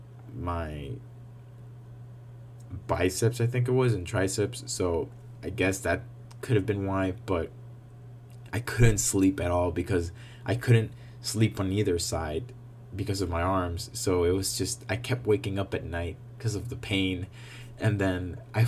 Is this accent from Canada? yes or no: no; Honduras; moved away; I'm from Honduras